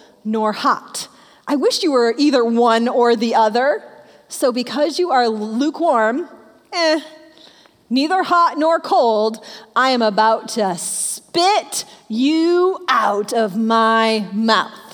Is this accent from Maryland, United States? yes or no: no; Michigan, United States; I'm a Michigan girl. I grew up in Michigan